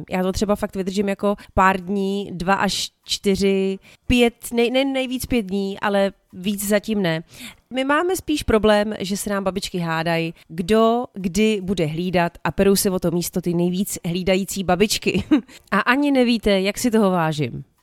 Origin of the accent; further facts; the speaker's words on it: Moravia, Czechia; also born or lived in Plzeň Region; Pamatuju si dětství hodně na Moravě, kde jsem trávila čas u jedné babičky a pak taky na Plzeňsku, kde jsem trávila čas u druhé babičky.